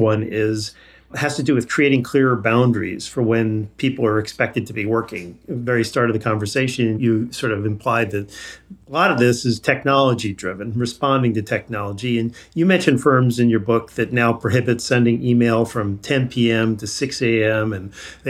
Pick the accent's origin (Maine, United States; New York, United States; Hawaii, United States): New York, United States; Long Island; moved away; When I was growing up, I grew up in Long Island and my dad worked in New York City.